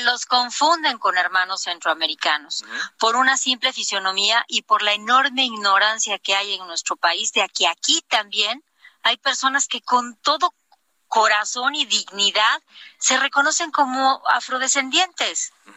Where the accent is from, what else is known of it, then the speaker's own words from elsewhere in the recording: Oaxaca, Mexico; seguir trabajando por mi tierra